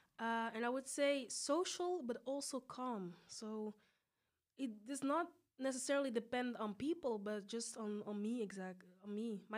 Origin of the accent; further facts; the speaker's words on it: Belgium; As you said, I'm quite young. I'm 23. Born and raised in Belgium. My roots are in Senegal and Mauritania.